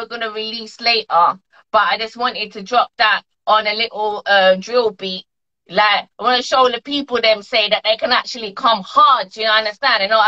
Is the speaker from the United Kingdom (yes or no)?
yes; London, United Kingdom; we're from Brixton